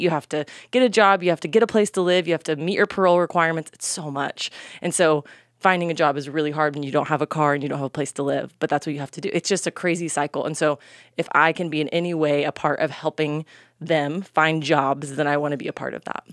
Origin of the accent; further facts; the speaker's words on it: North Texas, United States; I'm from Texas, born and bred in kind of the North Texas area